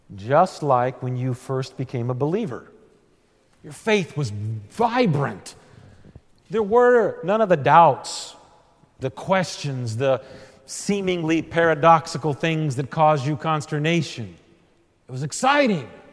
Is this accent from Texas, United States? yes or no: yes; Texas, United States; being a Texan and a Missouri Synod Lutheran in Texas